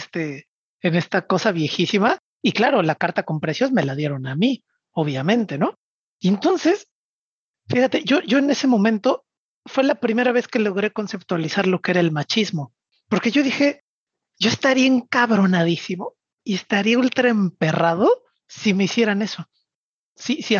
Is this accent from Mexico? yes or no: yes; Mexico City, Mexico; Y yo, siendo chilango, a mí la idea de la equidad entre hombres y mujeres me parecía absolutamente regular.